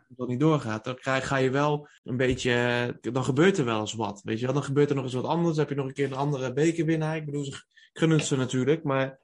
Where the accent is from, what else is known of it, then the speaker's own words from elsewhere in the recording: North Brabant, Netherlands; we komen natuurlijk uit Brabant